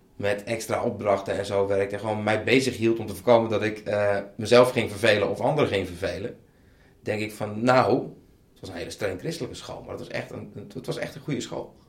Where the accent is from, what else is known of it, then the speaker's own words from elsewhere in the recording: Bleskensgraaf, South Holland, Netherlands; Dus dat is een net iets groter dorp, uh, een dorp dan waar ik vandaan kwam.